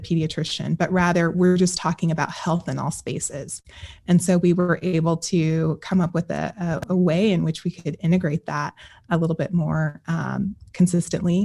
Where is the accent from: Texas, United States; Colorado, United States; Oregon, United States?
Colorado, United States; I am from Colorado